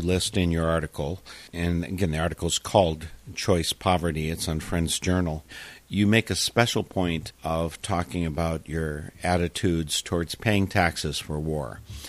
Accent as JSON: {"language": "English", "town": "Darlington", "region": "Wisconsin", "country": "United States", "said": "I'm from Darlington. My relatives are there."}